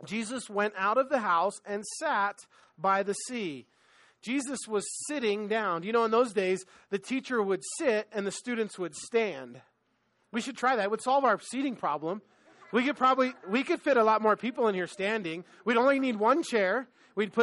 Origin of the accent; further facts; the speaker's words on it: Los Angeles, California, United States; I'm from LA, right? Like, I grew up in on Manhattan Beach Boulevard